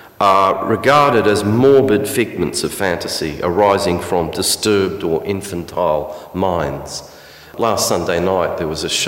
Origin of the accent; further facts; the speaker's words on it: Alice Springs, Northern Territory, Australia; me as a boy growing up in Alice Springs